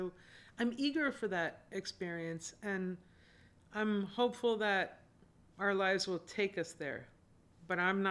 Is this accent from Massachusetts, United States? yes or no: yes; Wilbraham, Massachusetts, United States; also born or lived in Springfield, Massachusetts; I grew up primarily because of the public schools in a town called Wilbraham